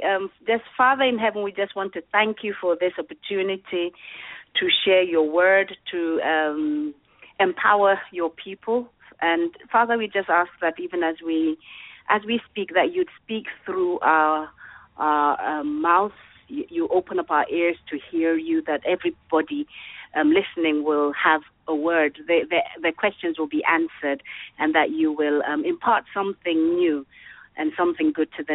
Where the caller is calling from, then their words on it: London, United Kingdom; I'm speaking from London, England. So hello from London, England. It's like past midnight over here.